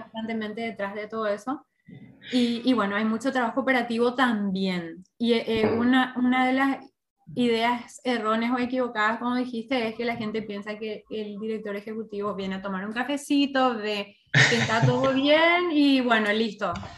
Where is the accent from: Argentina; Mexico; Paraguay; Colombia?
Paraguay